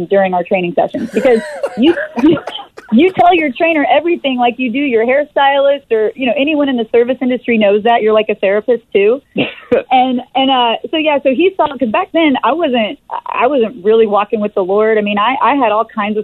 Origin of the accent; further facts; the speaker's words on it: Texas, United States; moved away as an adult; also born or lived in Los Angeles; I'm originally from Texas